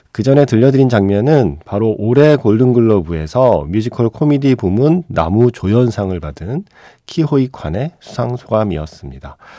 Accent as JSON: {"language": "Korean", "country": "South Korea", "said": "제가 한국인이고 아시아인이라서"}